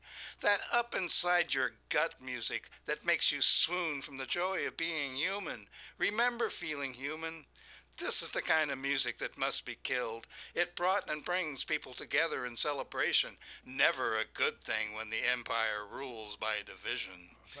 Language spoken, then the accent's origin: English; Fort Recovery, Ohio, United States; I grew up in Fort Recovery, Ohio, where there were only white people